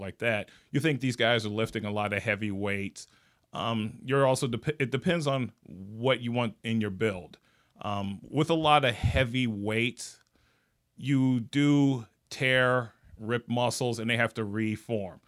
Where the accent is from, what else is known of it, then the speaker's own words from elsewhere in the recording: Gary, Indiana, United States; moved away; I'm originally from Gary, Indiana.